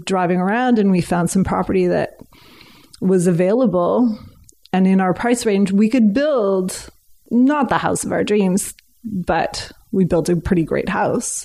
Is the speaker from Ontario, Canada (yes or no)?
no; Regina, Saskatchewan, Canada; also born or lived in Vancouver / Victoria; now in Pender Island, Canada; I was born and raised in Regina, Saskatchewan.